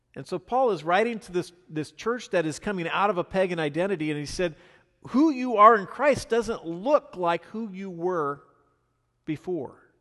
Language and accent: English; the Northwest, Pacific Northwest, United States; now in US South; I'm from the Northwest